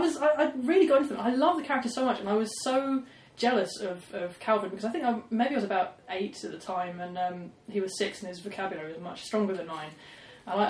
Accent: Basingstoke, South East England, United Kingdom; growing up outside of Basingstoke

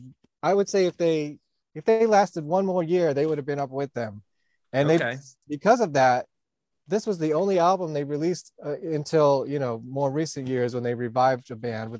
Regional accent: New York, United States; I'm actually from New York

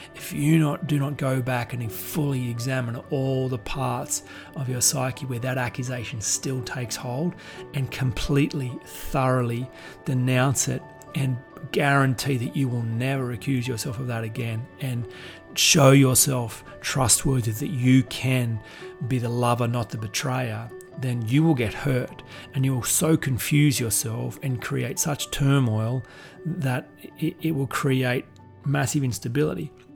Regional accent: Goulburn, New South Wales, Australia; I'm just from Goulburn

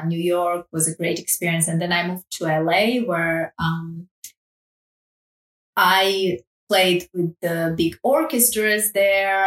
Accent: Armenia; now in Paris, France; I grew up in Armenia

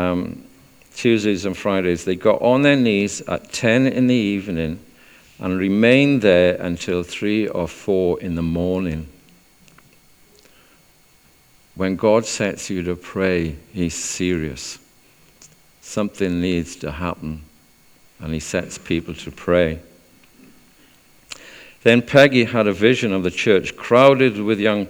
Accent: South Wales, United Kingdom; moved away as an adult; also born or lived in Chester; I'm from South Wales.

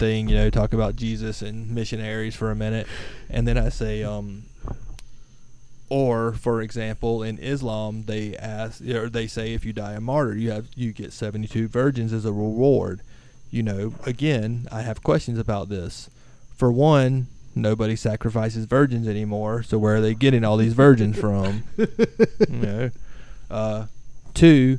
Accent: Alachua County, Florida, United States; accent: southern; also born or lived in Lake City, Florida / Gainesville, Florida; I'm from Florida. I was born and raised in for the most part, Alachua County

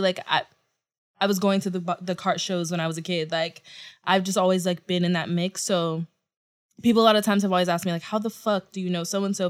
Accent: Houston, Texas, United States; now in New York, United States; I say Houston

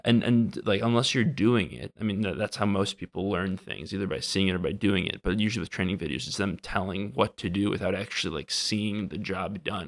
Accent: Wisconsin, United States; moved away as an adult; also born or lived in Minnesota; now in Washington, D.C., United States; I'm from Wisconsin, went to school in Minnesota, and now I'm out in Washington, D C, working for the government

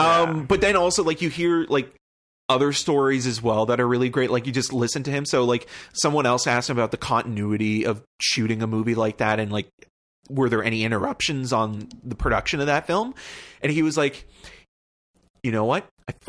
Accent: Toronto, Ontario, Canada; And I said, I'm from Toronto

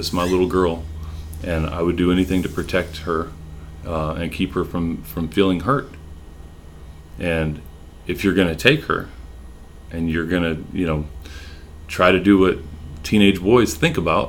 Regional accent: California, United States; moved away as an adult; now in Texas, United States; we were born and raised in California, and moving, you know, halfway across the country to a city we didn't know much about

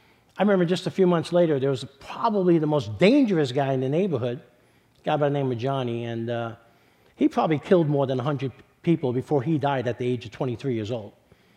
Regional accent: New York City, New York, United States; So I was born and raised in East Harlem in New York City. I'm not sure if you can tell by my accent. So I grew up in the middle of Spanish and Black Harlem

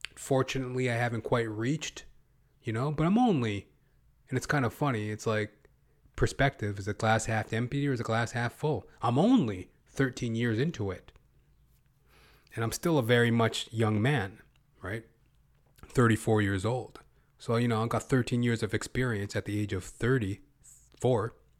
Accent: Western Canada, Canada; accent: Western Canadian

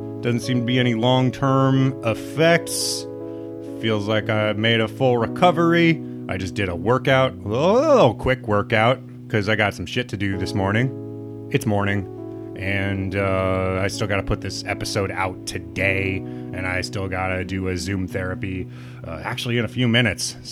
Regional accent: Midwest, United States; It is really hard to be a big, weird guy growing up in the Midwest

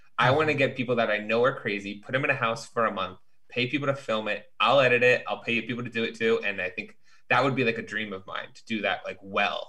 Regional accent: Chicago, Illinois, United States; Bitch, I'm from Chicago.

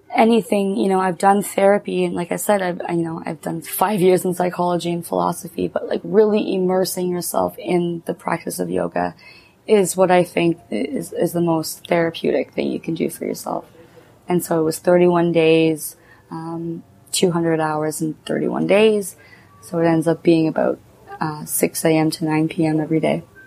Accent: Cornwall, Ontario, Canada; moved away; I'm between Montreal and Ottawa

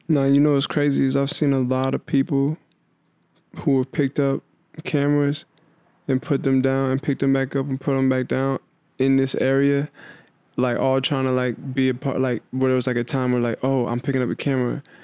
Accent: Sioux Falls, South Dakota, United States; moved away as an adult; now in Los Angeles, United States; I'm from Sioux Falls, South Dakota

